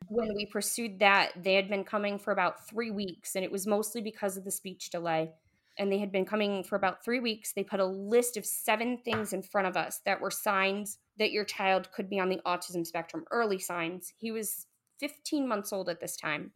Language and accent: English; New England, United States; we're from New England